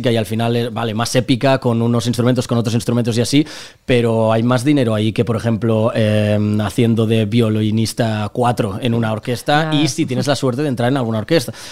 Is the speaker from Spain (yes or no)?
yes; Lleida, Catalonia, Spain; born there; also born or lived in Barcelona; now in Torrefarrera, Spain; yo he vivido ocho años en Barcelona, no soy de Barcelona, yo, yo nací en Lleida y vivo en Torre Torrefarrera ahora mismo, aunque nada me mudaré a Madrid